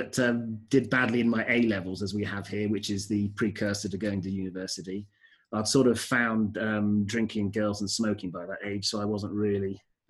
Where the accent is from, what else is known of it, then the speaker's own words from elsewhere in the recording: Bath, South West England, United Kingdom; also born or lived in Birmingham, United Kingdom / United States / London, United Kingdom; Came back and lived in London for a year from the ages of 10 to 11. And then from London, moved to Bath for secondary school and stayed in Bath till I was about 19.